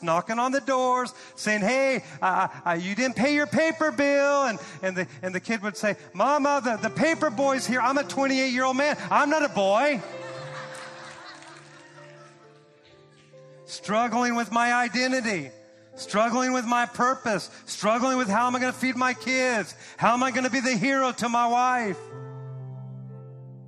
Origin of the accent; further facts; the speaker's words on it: Santa Cruz, California, United States; moved away as an adult; also born or lived in Oklahoma; now in Fresno, United States; I grew up in the Santa Cruz area where all the hippies were.